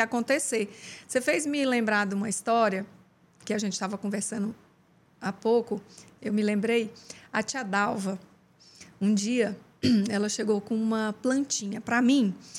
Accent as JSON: {"language": "Portuguese", "town": "Uberlândia", "region": "Minas Gerais", "country": "Brazil", "tie": "born or raised there", "also_born_or_lived": "Goiás", "moved": "as an adult", "lives_now": "Teresina, Brazil", "said": "Eu, eu sou goiana, mas eu vivi a vida toda em Uberlândia, Minas Gerais"}